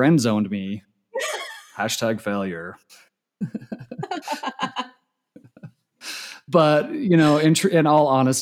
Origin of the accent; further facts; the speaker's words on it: Utah, United States; So I grew up in Utah, born and raised.